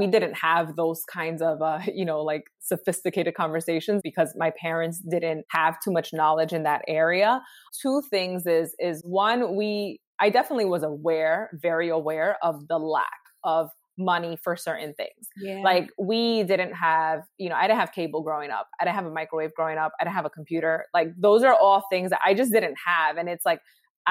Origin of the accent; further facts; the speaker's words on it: New York City, New York, United States; also born or lived in Harlem; I live here in New York City, born and raised in the Bronx, currently reside in Harlem